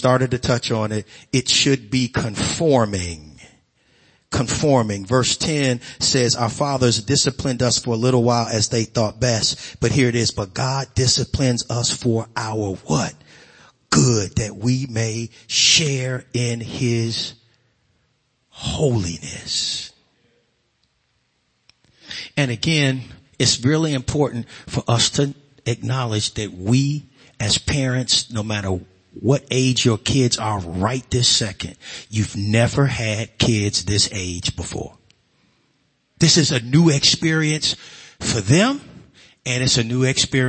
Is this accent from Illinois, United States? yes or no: yes; Chicago, Illinois, United States; growing up on the South Side in Chicago